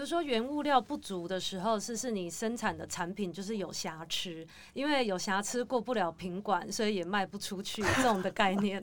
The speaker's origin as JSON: {"language": "Chinese", "country": "Taiwan", "said": "我们台湾人就是以前在幼稚园或者是国小、国中的时候，其实我们都有一个午休的时间"}